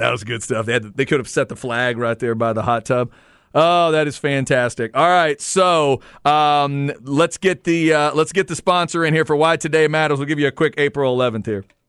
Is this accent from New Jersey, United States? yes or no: no; Waxahachie, Texas, United States; Growing up in Waxahachie